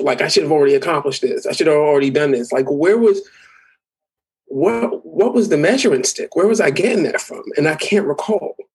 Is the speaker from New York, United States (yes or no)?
yes; New York City, New York, United States; I am from the Bronx